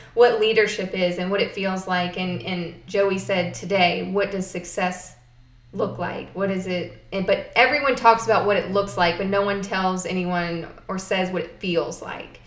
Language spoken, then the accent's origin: English; South Boston, Virginia, United States; also born or lived in Florida; I was born in Florida and moved to Halifax County when I was seven. So I'm pretty much from here